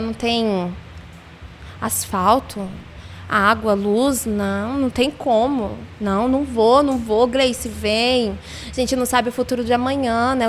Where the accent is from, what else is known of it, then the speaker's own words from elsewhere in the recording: Londrina, Paraná, Brazil; eu sou aqui de Londrina, nasci em Londrina